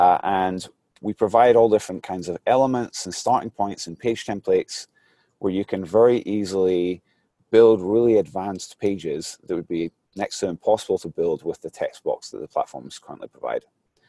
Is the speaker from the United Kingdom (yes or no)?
yes; Glasgow, Scotland, United Kingdom; now in San Mateo, United States; Well, I'm originally from Glasgow, Scotland. Starting to lose my accent a little bit. But right now I'm in San Mateo, California.